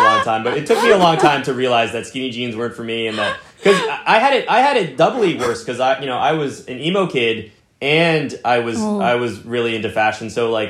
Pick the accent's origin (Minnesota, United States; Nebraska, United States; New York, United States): New York, United States; New York City; I think it depends on where you grow up, but I think like growing up in New York City, like you're exposed to so much cool stuff